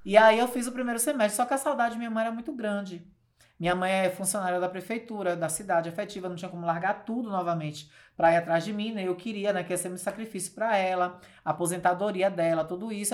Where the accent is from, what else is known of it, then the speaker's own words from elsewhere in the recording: Riachão do Jacuípe, Bahia, Brazil; also born or lived in Feira de Santana; onde eu vivi toda a minha adolescência e a minha infância